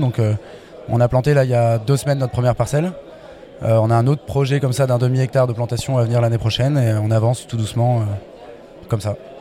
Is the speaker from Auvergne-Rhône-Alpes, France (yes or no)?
yes; Bourbonnais, Auvergne-Rhône-Alpes, France; je viens, je suis né dans le, dans Bourbonnais